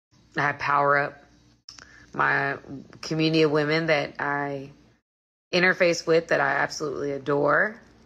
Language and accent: English; Atlanta, Georgia, United States; I'm not in LA. I'm from Atlanta, Georgia. Atlanta, GA, baby.